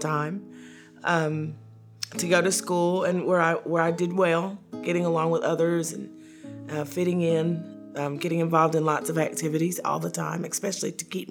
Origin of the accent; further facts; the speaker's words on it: Knoxville, Tennessee, United States; I was born and raised in Knoxville, Tennessee